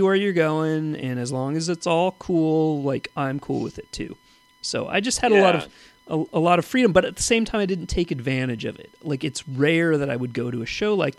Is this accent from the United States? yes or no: yes; Los Angeles, California, United States; in LA, certainly, you know, I grew up in West LA and then, you know, but when I was like eight or so, moved out to kind of the suburbs